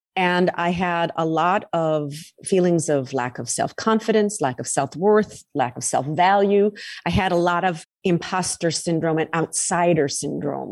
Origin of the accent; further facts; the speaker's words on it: United States; also born or lived in Tampa / Boston; I'm an American